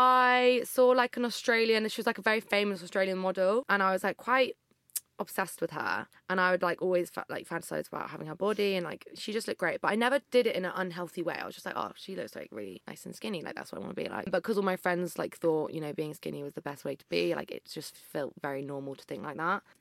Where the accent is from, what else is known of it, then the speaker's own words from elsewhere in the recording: Berkshire, South East England, United Kingdom; I grew up in Berkshire.